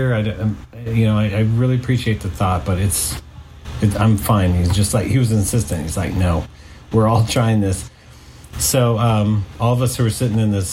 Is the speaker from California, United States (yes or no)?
yes; San Francisco Bay Area, California, United States; also born or lived in Los Angeles; I grew up in the San Francisco Bay Area, and I moved down here to LA in 2001